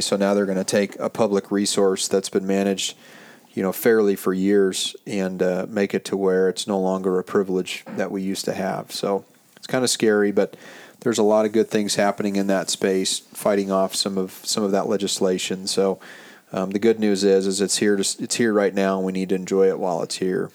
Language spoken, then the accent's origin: English; Montana, United States; also born or lived in Central Coast, California; now in California, United States; growing up in Montana like myself